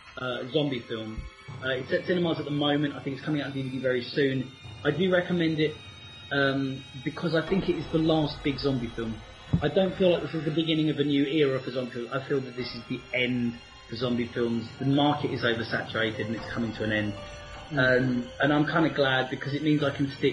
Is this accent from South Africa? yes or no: no; United Kingdom; us normal British folks